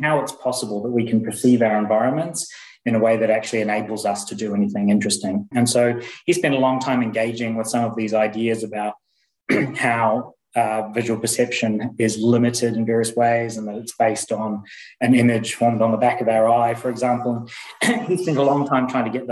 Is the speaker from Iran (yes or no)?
no; New Zealand; moved away as an adult; also born or lived in Indiana, United States / Aberdeen, United Kingdom / Warwick, United Kingdom; now in Leeds, United Kingdom; I'm from New Zealand originally, but I've been in the UK now since 2005.